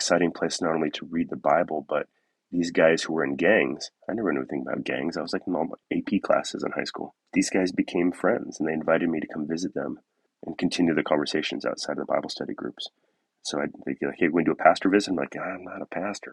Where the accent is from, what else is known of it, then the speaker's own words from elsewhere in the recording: Southern California, United States; moved away as an adult; also born or lived in Oakland / northwest Washington; now in Washington, United States; I grew up in Southern California, and I found my way up here in northwest Washington